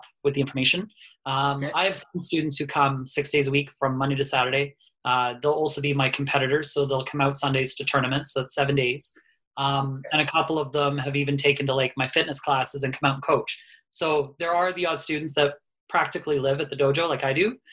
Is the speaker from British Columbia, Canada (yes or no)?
no; Cambridge, Ontario, Canada; I'm born and raised in Cambridge.